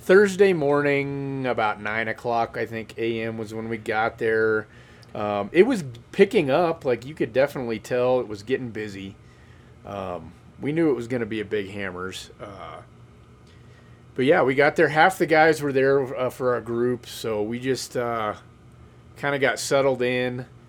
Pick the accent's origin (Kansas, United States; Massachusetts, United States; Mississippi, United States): Kansas, United States; I'm from Kansas